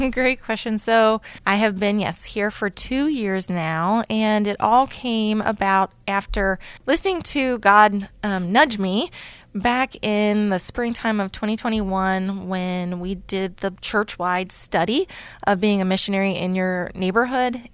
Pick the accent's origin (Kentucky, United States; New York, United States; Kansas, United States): Kentucky, United States; Campbell County, northern; moved away; I'm from northern Kentucky, Campbell County, right by, actually, Cincinnati.